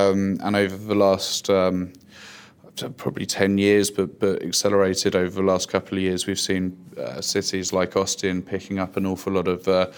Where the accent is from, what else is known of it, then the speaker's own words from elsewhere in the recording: London, United Kingdom; moved away as an adult; now in United States; No, I'm not a native of here. I grew up in London initially, but moved out to the States about 5 or 6 years ago.